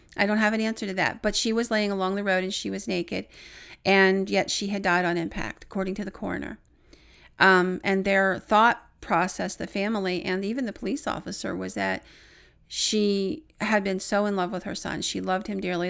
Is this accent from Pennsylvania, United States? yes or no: yes; Williamsburg, Pennsylvania, United States; Williamsburg, which is my hometown